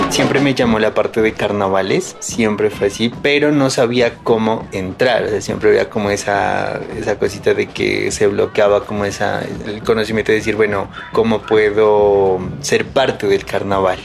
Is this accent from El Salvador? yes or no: no; Pasto, Nariño, Colombia; Le agradezco el carnaval que me enseñó los valores a mi tierra, el amor a mi gente